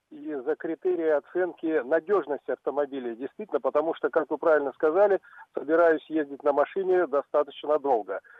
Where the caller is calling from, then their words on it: Omsk, Omsk Oblast, Russia; Я звоню из Омска. Звоню из Омска.